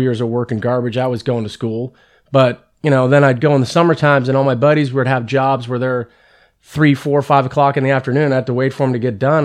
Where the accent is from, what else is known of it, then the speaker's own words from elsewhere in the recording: San Carlos, California, United States; also born or lived in Redwood City, California; Grew up in San Carlos